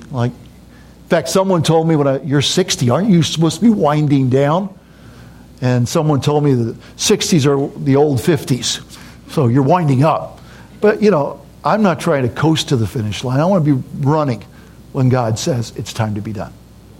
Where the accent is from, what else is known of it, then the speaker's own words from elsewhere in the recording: United States; now in Papua New Guinea; To me, this is home. Yeah, I'm an American, but I've lived so much of my life there. That's home. I dream in Pidgin. I think in Pidgin. That's who I am.